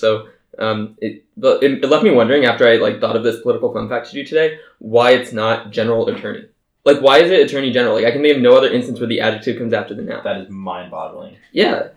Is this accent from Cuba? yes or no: no; Colorado, United States; Colorado, my home state